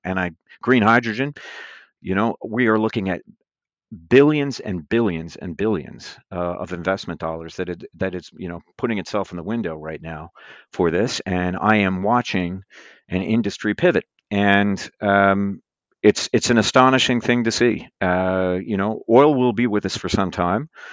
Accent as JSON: {"language": "English", "region": "Newfoundland and Labrador", "country": "Canada", "tie": "born or raised there", "said": "growing up in Labrador"}